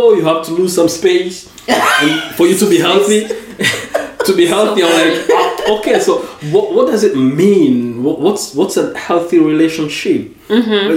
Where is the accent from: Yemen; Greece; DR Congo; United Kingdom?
DR Congo; English is a second language; also born or lived in United States; now in Paris, France; growing up in the Congo